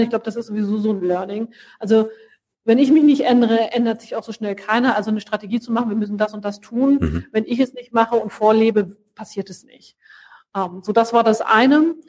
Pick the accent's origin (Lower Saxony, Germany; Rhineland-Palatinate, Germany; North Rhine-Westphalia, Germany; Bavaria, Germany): Lower Saxony, Germany; Hanover; also born or lived in France / Brazil / Brussels; now in Cologne, Germany; Ich bin geboren und aufgewachsen in Hannover